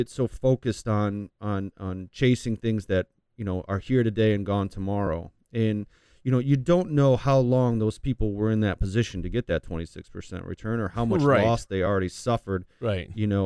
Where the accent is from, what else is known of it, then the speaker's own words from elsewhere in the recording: New York, United States; I grew up near Canada, you know, on the border in New York